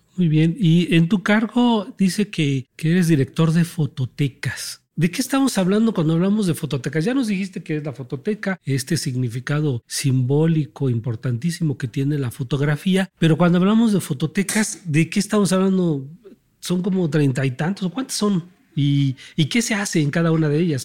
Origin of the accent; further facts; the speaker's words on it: Mexico; nuestra identidad y nuestra historia como mexicanos